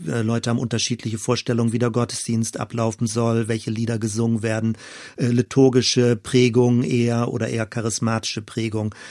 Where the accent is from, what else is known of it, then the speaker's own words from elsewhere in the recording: western Germany, Germany; als Kind war ich in einer der letzten verbliebenen Elem-Gemeinden in Westdeutschland